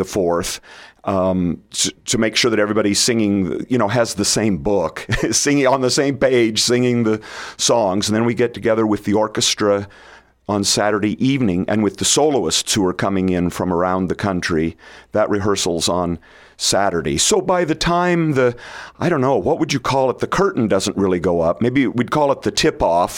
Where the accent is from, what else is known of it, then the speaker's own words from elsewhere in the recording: Red Cloud, Nebraska, United States; now in Hastings, United States; I grew up in Red Cloud